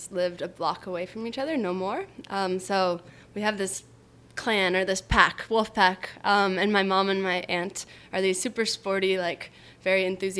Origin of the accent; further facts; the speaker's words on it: Boulder, Colorado, United States; Boulder, Colorado. Have you been?